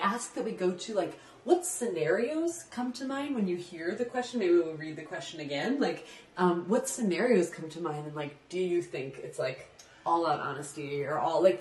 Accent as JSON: {"language": "English", "region": "Midwest", "country": "United States", "tie": "born or raised there", "said": "I was raised in the Midwest"}